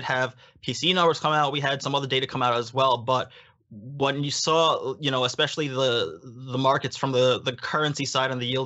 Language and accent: English; United States; now in Japan; I'm actually American